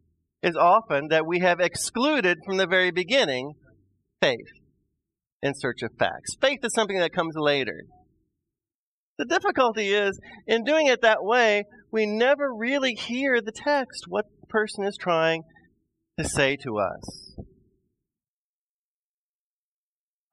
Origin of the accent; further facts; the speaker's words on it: Midwest, United States; I'm a Midwesterner